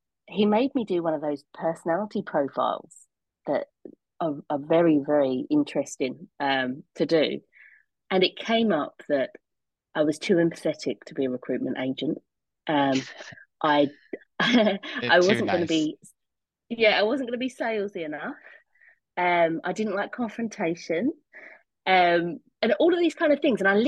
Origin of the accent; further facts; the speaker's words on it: Rayleigh, East of England, United Kingdom; I went home to my hometown, Rayleigh in Essex